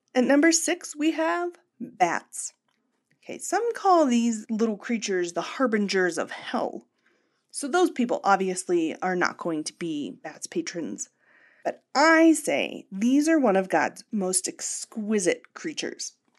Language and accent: English; rural Pennsylvania, United States; the punk scene in my hometown in rural Pennsylvania in the late nineties and early two thousands